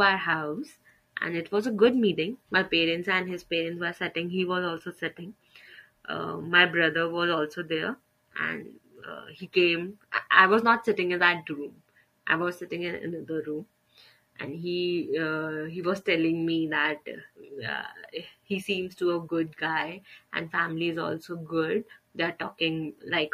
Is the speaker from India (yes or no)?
yes; Delhi, India; I am born and brought up in Delhi